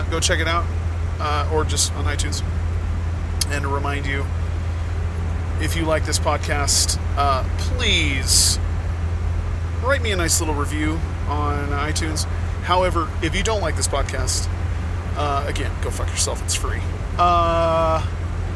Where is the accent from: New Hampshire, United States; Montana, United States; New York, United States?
Montana, United States; also born or lived in Indianapolis, Indiana; why I've never left Montana and why I may never leave Montana.